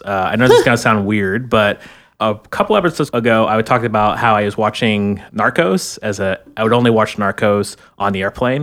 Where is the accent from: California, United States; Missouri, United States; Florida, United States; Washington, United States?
Florida, United States; now in Bay Area, United States; I'm from Florida